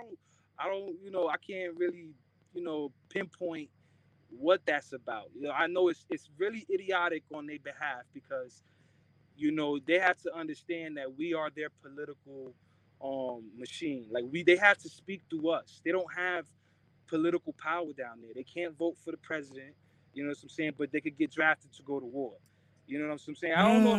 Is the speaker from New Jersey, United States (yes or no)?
yes; New Jersey, United States; just because I'm from Jersey and I don't speak, you know, fluent Spanish.